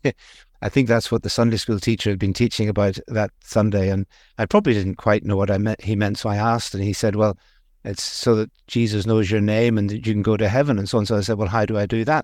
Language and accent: English; Belfast, Northern Ireland, United Kingdom; accent: Northern Irish; moved away; also born or lived in India; the bit of the accent comes from Northern Ireland. I grew up in Belfast, a Belfast boy, really